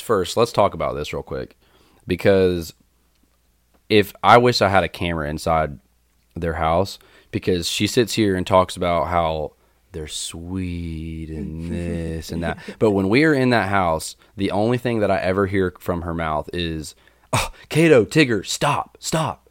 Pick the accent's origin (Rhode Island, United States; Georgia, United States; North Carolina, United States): North Carolina, United States; Winston-Salem; I grew up in Winston Salem, North Carolina